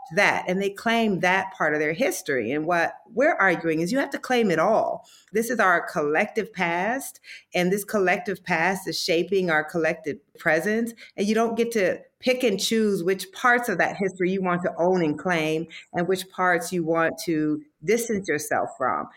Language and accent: English; Iowa, United States; I grew up in Iowa.